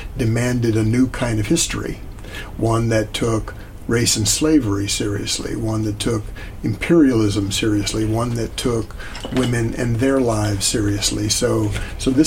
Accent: Richmond, Virginia, United States; moved away as an adult; I was in the South. I grew up really in the Upper South

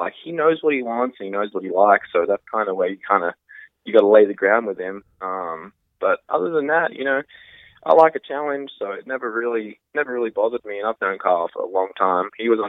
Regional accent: Australia; moved away; I'm Australian

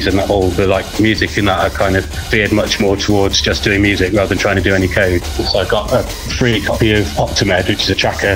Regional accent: Sheffield, Yorkshire and the Humber, United Kingdom; moved away; also born or lived in Glasgow; Sheffield. Well, mostly Sheffield. I moved to Sheffield from Glasgow when I was seven.

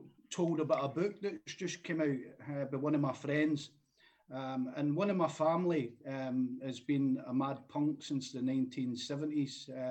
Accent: Renfrew, Scotland, United Kingdom; moved away as an adult; also born or lived in Glasgow, Scotland / Lytham St Annes, England; now in Wigan, United Kingdom; I was brought up in Renfrew with my granny. I came to England in 2000.

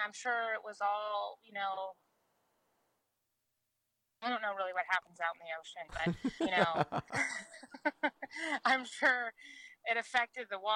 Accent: Oklahoma, United States

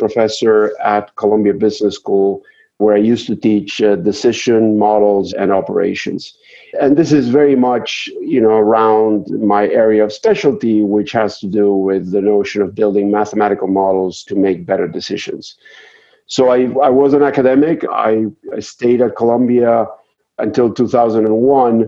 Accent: Argentina; moved away as an adult; now in United States; I'm originally from Argentina, and I came to the United States to pursue a PhD

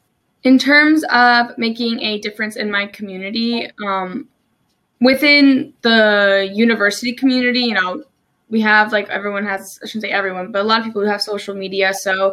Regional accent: New Jersey, United States; moved away as an adult; also born or lived in Maryland; now in Salisbury, United States; I'm originally from New Jersey. I moved to Maryland about almost 3 years ago now. Permanently, I came here originally for school at Salisbury University.

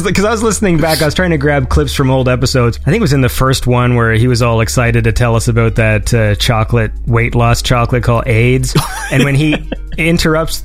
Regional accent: Canada

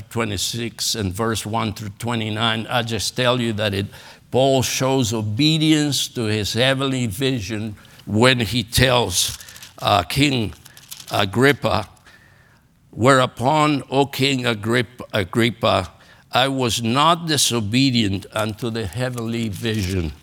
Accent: Argentina; English is a second language; moved away as an adult; also born or lived in Los Angeles, California; now in United States; Growing up in Argentina

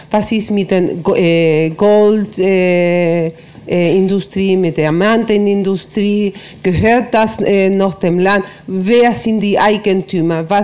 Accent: Chile; German is a second language; Und zwar, ich komme aus Chile, das äh, äh, wissen Sie. Und was Sie erzählt haben, scheint mir sehr ähnlich, was in Chile passiert ist.

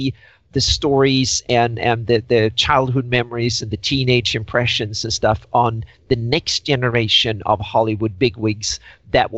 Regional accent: Sweden; I grew up in Sweden

